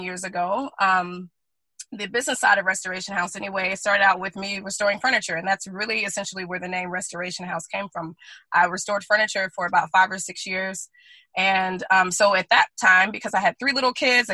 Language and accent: English; Guntersville, Alabama, United States; moved away; also born or lived in Oahu, Hawaii; we're from the South, from Alabama